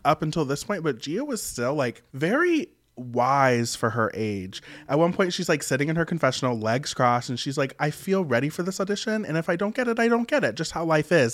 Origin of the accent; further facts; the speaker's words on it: West Virginia, United States; moved away; I'm from West Virginia. As y'all know, very super rural, one stoplight county, very that. And, you know, it is very traditional